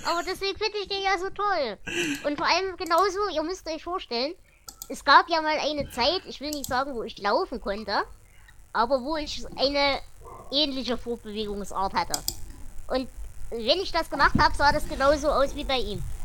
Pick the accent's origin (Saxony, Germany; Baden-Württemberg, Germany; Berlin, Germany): Saxony, Germany; Erzgebirge; komme ich aus dem Erzgebirge.